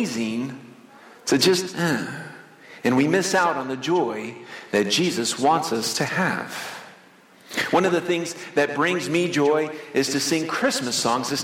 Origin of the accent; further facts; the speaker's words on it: Florida, United States; When I was a kid growing up in Florida, my parents took the family to Disney World. We lived in Florida, close to Orlando